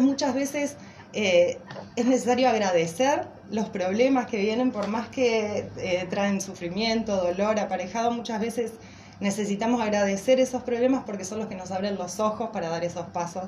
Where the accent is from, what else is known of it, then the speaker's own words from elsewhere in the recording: Paraná, Entre Ríos, Argentina; moved away; also born or lived in Brazil; vamos a hacer un poco de base y de raíces a Paraná, que es donde estaban mi familia, mis amigos, todos mis seres queridos